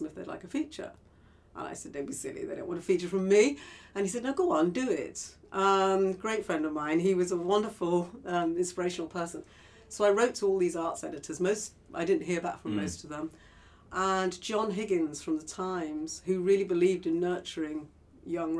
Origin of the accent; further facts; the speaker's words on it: Liverpool, North West England, United Kingdom; I grew up in Liverpool